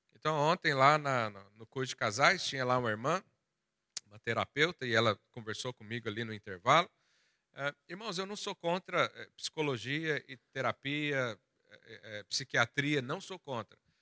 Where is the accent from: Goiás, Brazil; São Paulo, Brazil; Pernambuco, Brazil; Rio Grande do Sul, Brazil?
Goiás, Brazil; moved away; Lá da onde eu vim, lá da minha terra de Goiás, interior do Brasil